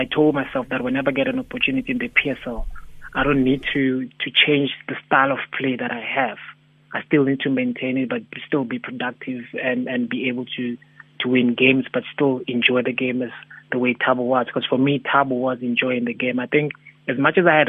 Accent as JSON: {"language": "English", "town": "Soweto", "region": "Gauteng", "country": "South Africa", "tie": "born or raised there", "said": "we grew up in Soweto"}